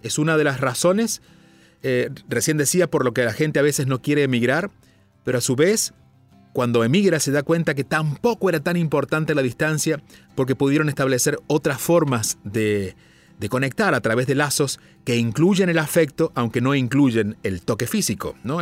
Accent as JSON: {"language": "Spanish", "region": "southern Argentina", "country": "Argentina", "tie": "born or raised there", "moved": "yes", "lives_now": "India", "said": "soy argentino de nacimiento y ese sello estará en siempre, siempre para mí, aunque viva en la India. Incluso, aunque decidiera vivir en Marte, me recordarían como aquel que vivió en la Tierra y nació en un pueblo en el sur de Argentina."}